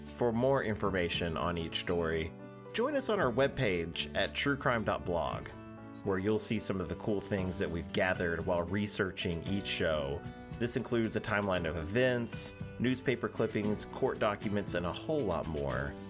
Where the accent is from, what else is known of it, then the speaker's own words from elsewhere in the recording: Oklahoma, United States; I'm an Oklahoman